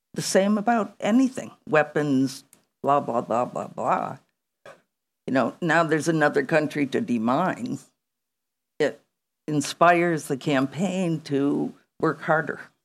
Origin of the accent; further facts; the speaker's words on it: United States; I come from the United States of America